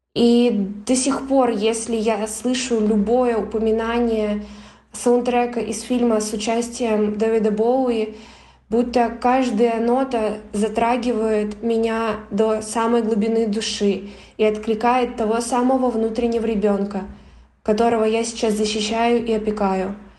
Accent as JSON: {"language": "Russian", "region": "Siberia", "country": "Russia", "tie": "born or raised there", "moved": "as an adult", "lives_now": "Cyprus", "said": "я родилась в Сибири и уже год живу на Кипре"}